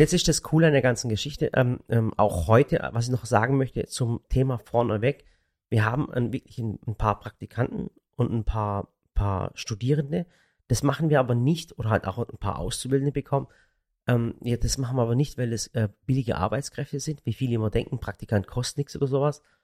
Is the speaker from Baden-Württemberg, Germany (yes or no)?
yes; Baiersbronn, Baden-Württemberg, Germany; ich komme aus dem Schwabenland und, und äh, äh, Bayersbronn